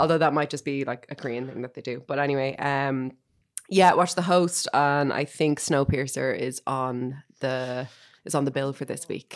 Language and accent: English; Ireland; as an Irish person